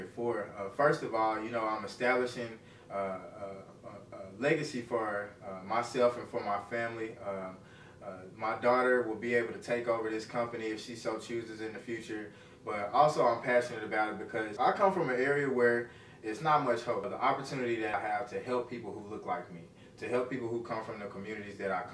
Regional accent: Little Rock, Arkansas, United States; also born or lived in Jacksonville, Arkansas; I'm from Jacksonville, Arkansas. It's right outside of Little Rock. I grew up in Little Rock, Arkansas

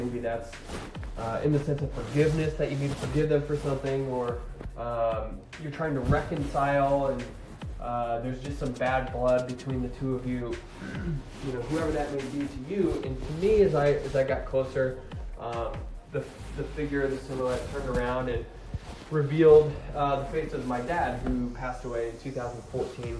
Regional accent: Attica, Ohio, United States; Attica is a small town where we're from, my hometown, under 1,000 people.

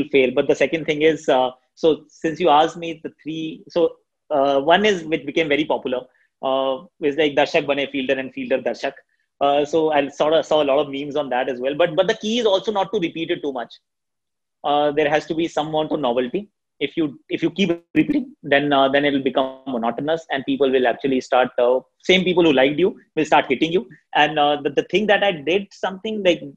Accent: Delhi, India; first language Hindi; English is a second language; Hindi happens to be my first language. I always think in Hindi. So that really helps. And since we are from Delhi

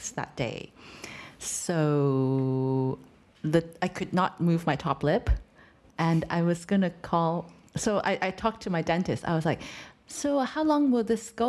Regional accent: Hong Kong; moved away; I'm from Hong Kong

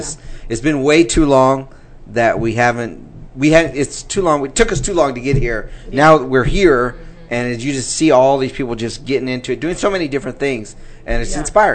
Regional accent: California, United States; moved away; I'm from California originally. We moved here 11 years ago.

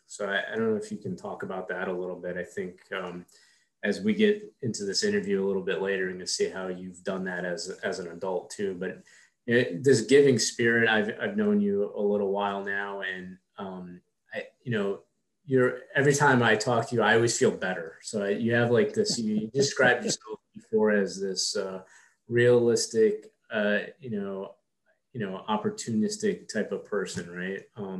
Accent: Queens, New York, United States; we were trying to classify what it was like growing up in Queens and being, you know, a child of two immigrant parents.

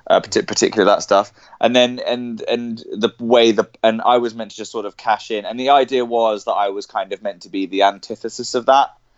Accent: Cambridge, East of England, United Kingdom; I was born in I was born in Cambridge and I grew up there

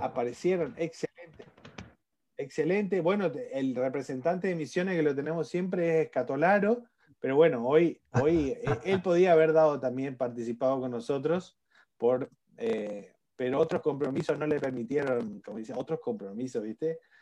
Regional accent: Argentina; como en Argentina decimos

